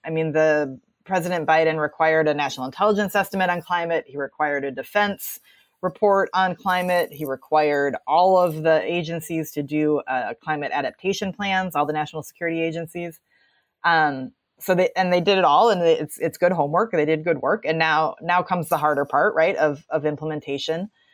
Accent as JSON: {"language": "English", "region": "Wisconsin", "country": "United States", "tie": "born or raised there", "said": "I'm sitting here in Wisconsin today, which is my, my home state where I grew up"}